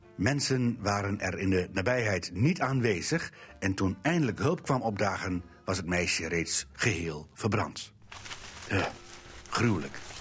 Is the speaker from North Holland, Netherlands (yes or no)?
no; Drenthe, Netherlands; Bij ons in Drenthe